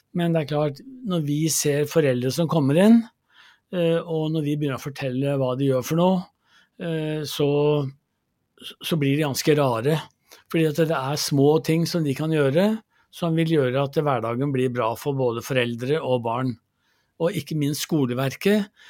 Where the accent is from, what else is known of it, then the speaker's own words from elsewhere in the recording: Gjøvik, Innlandet, Norway; jeg vokste opp i Gjøvik